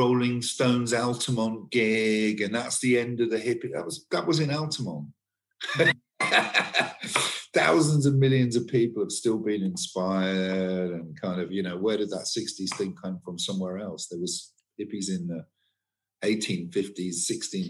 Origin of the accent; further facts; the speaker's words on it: Torquay, South West England, United Kingdom; moved away; also born or lived in London; I am from Torquay in Devon. A long time ago, I moved from there to London